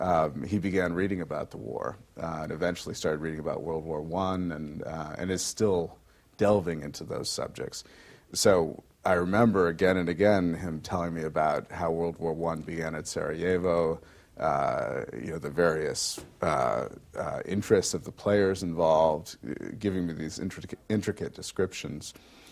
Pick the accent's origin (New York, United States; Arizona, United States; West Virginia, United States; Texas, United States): New York, United States; Utica; Well, I attended in my hometown of Utica, New York, John F. Hughes School, and then Utica Free Academy.